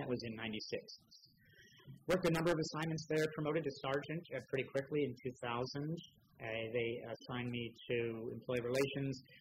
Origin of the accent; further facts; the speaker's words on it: St. Helena, California, United States; moved away as an adult; also born or lived in Los Angeles; born and raised in St. Helena, Napa County, over the hill. Grew up in that small town